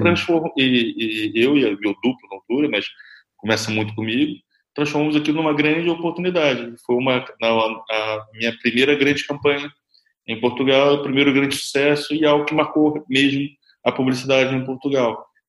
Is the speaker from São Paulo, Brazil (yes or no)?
no; interior of Rio de Janeiro, Brazil; moved away; eu sou do interior do Rio de Janeiro